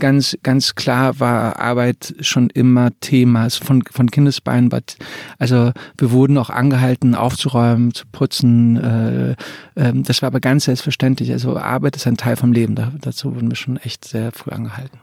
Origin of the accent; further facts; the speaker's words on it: suburb of Frankfurt, Hesse, Germany; in dem Vorort von Frankfurt, wo ich groß geworden bin